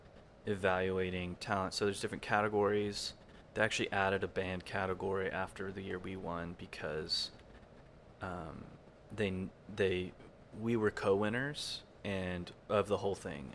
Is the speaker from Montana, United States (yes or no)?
no; Modesto, California, United States; also born or lived in Cookeville, Tennessee; I grew up in Modesto, which is, I spent most of my young years here. I was actually born in Cookeville, Tennessee